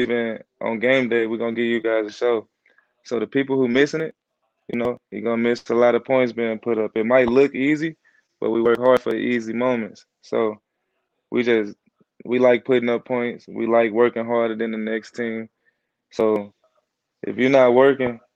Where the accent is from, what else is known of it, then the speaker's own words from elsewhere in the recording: St. Louis, Missouri, United States; moved away; I come from St. Louis.